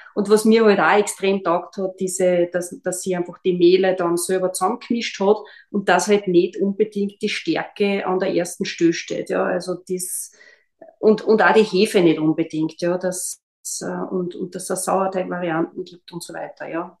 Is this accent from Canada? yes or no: no; Austria; bei uns in Österreich